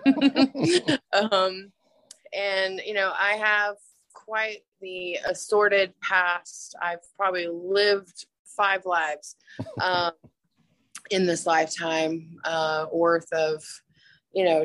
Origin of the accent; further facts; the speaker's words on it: Atlanta, Georgia, United States; now in Huntsville, United States; I grew up in Atlanta